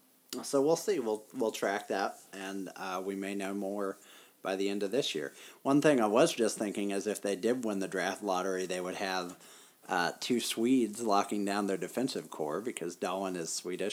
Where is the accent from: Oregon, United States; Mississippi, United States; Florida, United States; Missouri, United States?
Missouri, United States; Ballwin; if I moved or traveled somewhere and they were like, where are you from? I would certainly say St. Louis, Missouri. I would never say Baldwin, Missouri